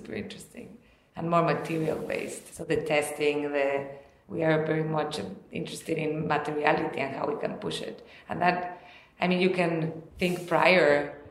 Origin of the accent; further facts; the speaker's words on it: Mexico; I am from Mexico, so I'm back home.